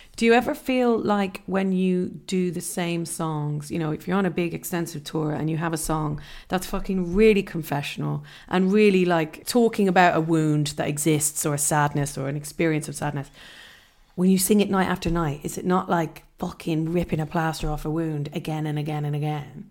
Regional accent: Ireland; being Irish

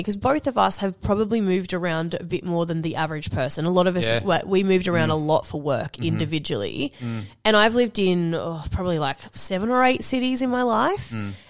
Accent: Newcastle, New South Wales, Australia; now in Sydney, Australia; you moved to Newcastle, which is my hometown.

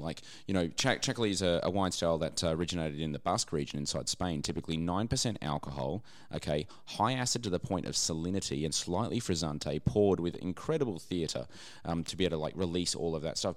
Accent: Australia

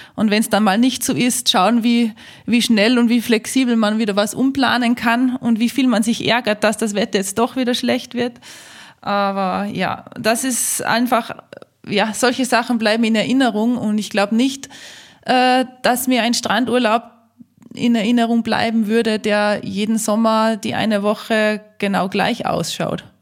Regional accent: Austria; bei uns in Österreich

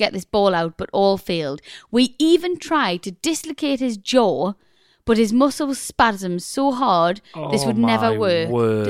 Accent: Scotland, United Kingdom; now in Glasgow, United Kingdom; Hi, Rosie and Chris. I grew up near Aberdeen and now I live in Glasgow.

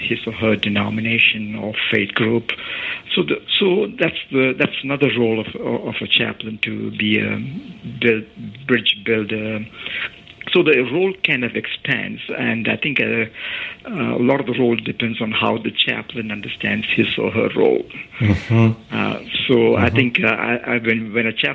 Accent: India; moved away; I grew up in India.

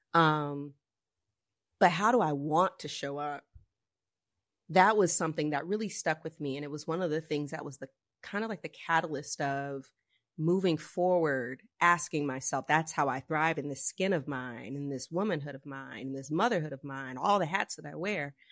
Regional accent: the South, United States; I grew up in the South, um, in the eighties

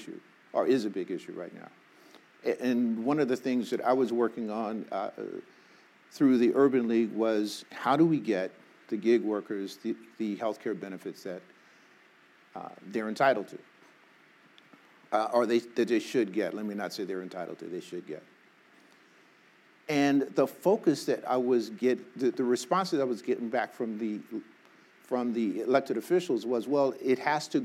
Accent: Arkansas, United States; now in Los Angeles, United States; I was born in Arkansas

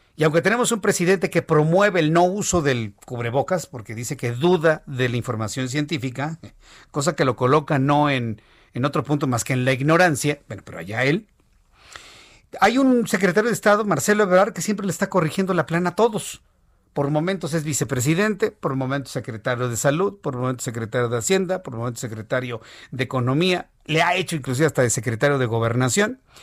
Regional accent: Mexico; Somos más los mexicanos

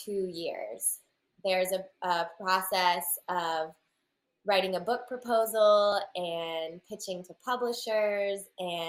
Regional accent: Raleigh, North Carolina, United States; I'm from Raleigh, North Carolina in the United States

